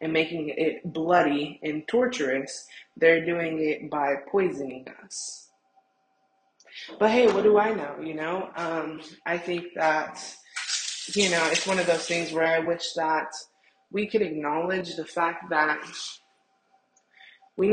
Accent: United States; as an American and in America

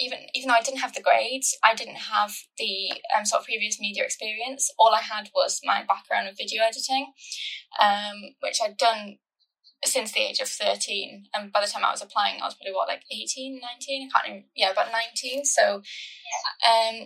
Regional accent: Ammanford, Wales, United Kingdom; moved away as an adult; also born or lived in Salford; Growing up in Ammanford, which is sort of kind of, I feel like, in the middle of nowhere

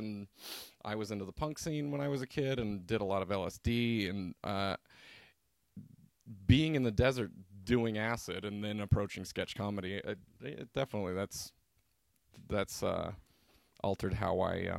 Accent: Albuquerque, New Mexico, United States; it's a really interesting place to have grown up

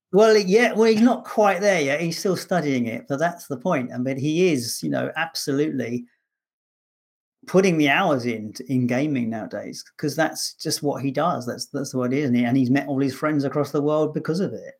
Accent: London, United Kingdom; moved away as an adult; now in Scotland, United Kingdom; I'm a Londoner in Scotland

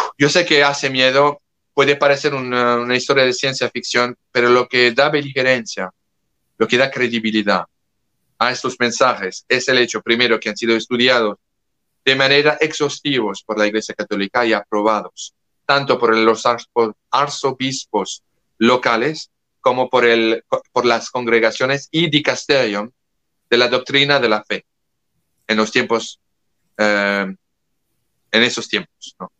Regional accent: France; le hablo como europeo, como francés

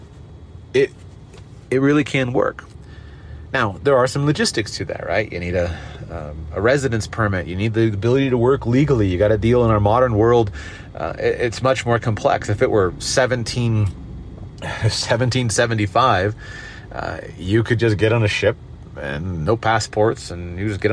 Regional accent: United States; I'm an American, hold an American passport

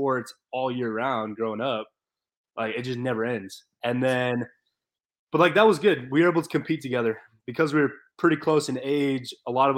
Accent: Gilbert, Arizona, United States; I grew up in Gilbert, Arizona

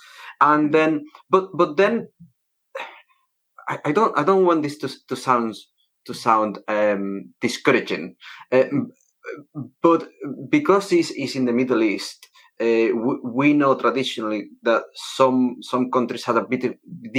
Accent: Malaga, Andalusia, Spain; now in United Kingdom; I'm Spanish and I'm from Malaga, which is not as hot

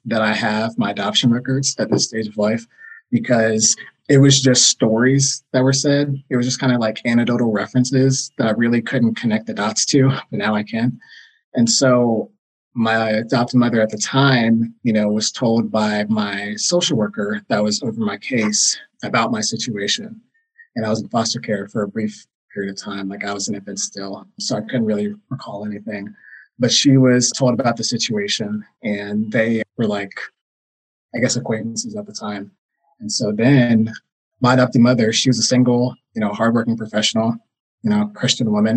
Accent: Knoxville, Tennessee, United States; I was born in Knoxville, Tennessee.

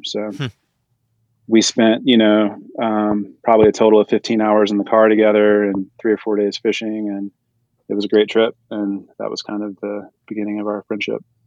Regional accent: North Texas, United States; moved away; also born or lived in Colorado; I'm the Texan to Jason's New Yorker. So yeah. I grew up in, in North Texas

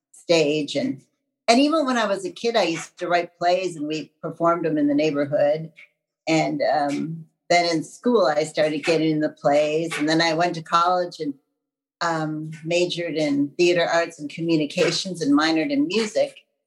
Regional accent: Wisconsin, United States; So I'm from Wisconsin. I'm practical. Nice. What can I say? I'm a Midwest girl.

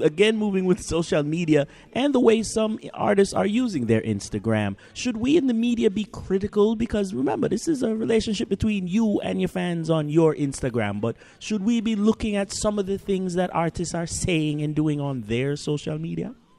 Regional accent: Jamaica; I'm uh, uh, a Jamaican woman

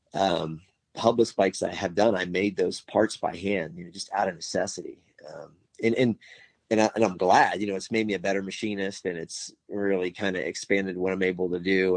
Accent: Miami, Florida, United States; moved away as an adult; now in Tennessee, United States; I was born and raised in Miami in the 70s and 80s

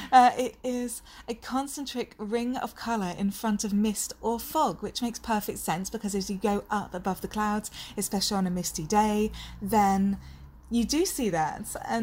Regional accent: Aberdeen, Scotland, United Kingdom; Even though I don't sound like it at all, I'm originally from Aberdeen.

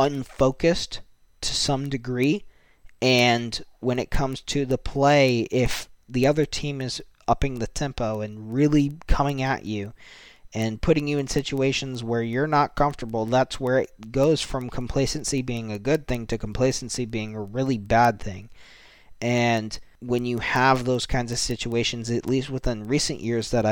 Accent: United States; being an American myself

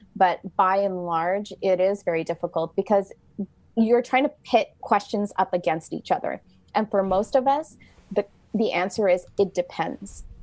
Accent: Canada; I am Canadian

